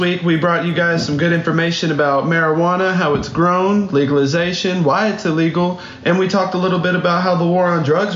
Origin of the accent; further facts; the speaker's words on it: the South, United States; growing up in the South